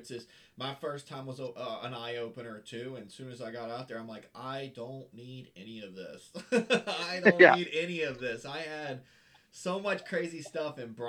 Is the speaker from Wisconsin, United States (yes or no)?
no; Florida, United States; And I'm from Florida